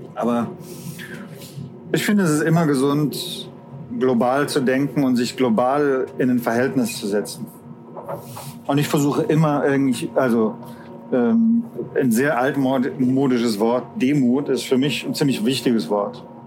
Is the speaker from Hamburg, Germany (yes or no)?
no; Stuttgart, Baden-Württemberg, Germany; Ich komme aus Stuttgart